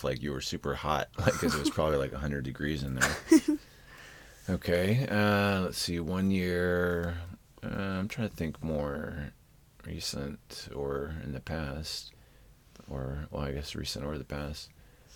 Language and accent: English; Texas, United States; we're from Texas